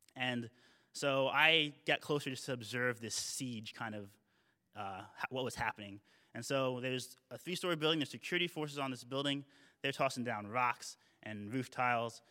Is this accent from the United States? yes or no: yes; United States; I'm, I'm Ameriki, I'm American